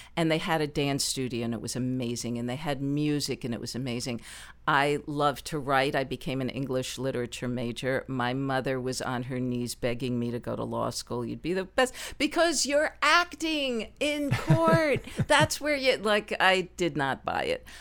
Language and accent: English; New Jersey, United States; moved away as an adult; also born or lived in Baltimore / New York; now in Los Angeles, United States; I was born and raised in New Jersey